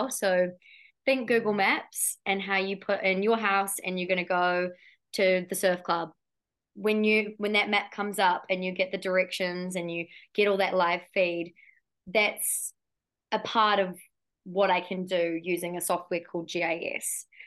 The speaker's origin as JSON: {"language": "English", "country": "New Zealand", "tie": "born or raised there", "said": "you'd think being so isolated down in New Zealand"}